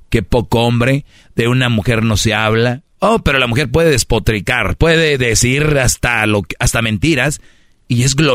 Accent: Monterrey, Nuevo León, Mexico; Yo soy regio

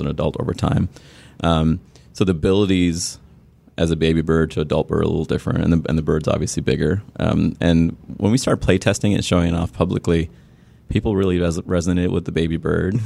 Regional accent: Sri Lanka; I grew up in Sri Lanka, which was a British colony

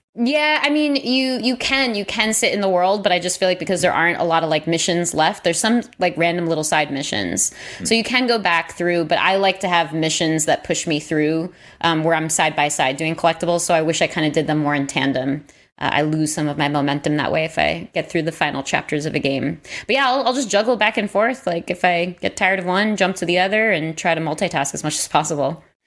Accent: New York, United States; I'm born and raised in New York

